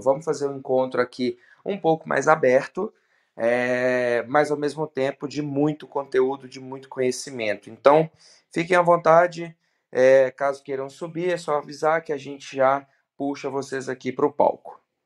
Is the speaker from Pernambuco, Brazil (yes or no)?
no; Belo Horizonte, Minas Gerais, Brazil; sou de Belo Horizonte, 33